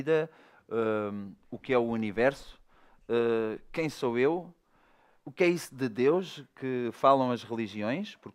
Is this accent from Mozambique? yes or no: no; Faro, Algarve, Portugal; Nasci em Faro.